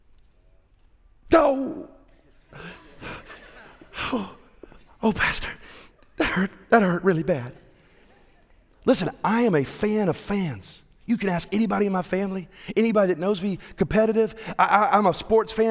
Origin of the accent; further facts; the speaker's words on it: Evans, Georgia, United States; we're from Evans